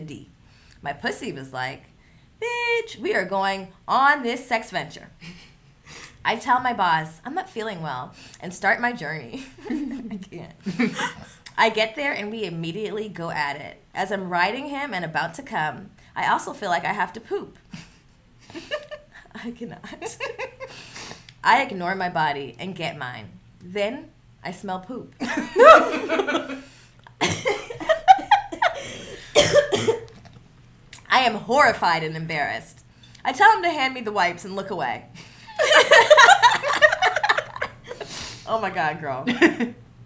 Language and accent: English; the Valley, California, United States; growing up in the Valley, being like one of three black people